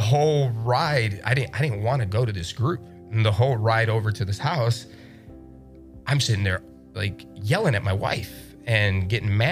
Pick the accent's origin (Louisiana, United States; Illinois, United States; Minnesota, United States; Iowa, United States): Illinois, United States; Chicago; I'm from Chicago. I might be from the South Side